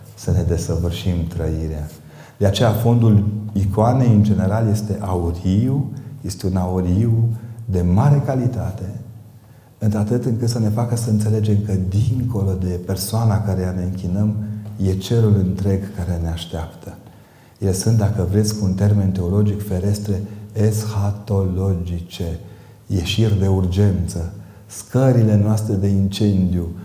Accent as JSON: {"language": "Romanian", "region": "Transylvania", "country": "Romania", "said": "eu vin din Ardeal"}